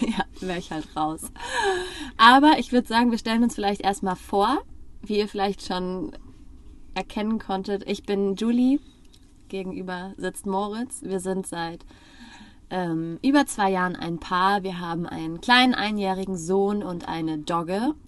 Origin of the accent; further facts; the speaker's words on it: Frankfurt am Main, Hesse, Germany; moved away; wir kommen aus Frankfurt am Main